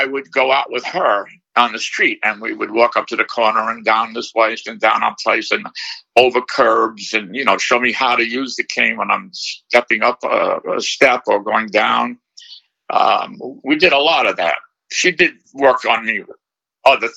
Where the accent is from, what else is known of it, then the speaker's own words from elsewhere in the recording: New York City, New York, United States; I was born in Brooklyn